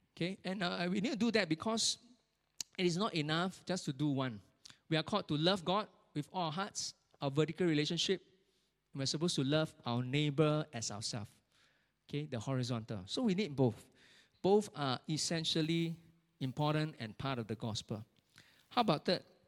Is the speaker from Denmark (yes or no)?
no; Singapore; as Singaporean